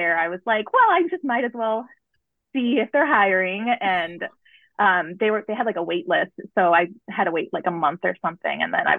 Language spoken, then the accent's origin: English; South Florida, United States; moved away as an adult; she and my dad moved to South Florida where I grew up.